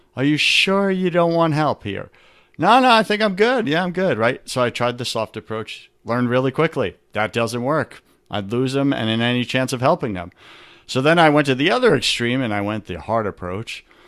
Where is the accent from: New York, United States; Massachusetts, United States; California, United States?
New York, United States; I'm from New York